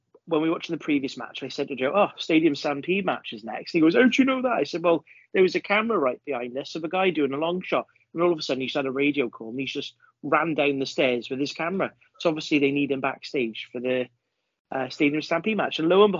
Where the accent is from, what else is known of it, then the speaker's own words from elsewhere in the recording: Wales, United Kingdom; right, mate, we're from Wales. We don't muck around, mate.